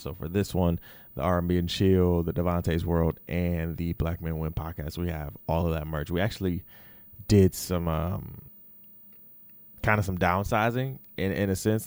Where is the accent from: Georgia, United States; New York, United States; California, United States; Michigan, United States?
Michigan, United States; Detroit; also born or lived in Florida; I was raised in Detroit.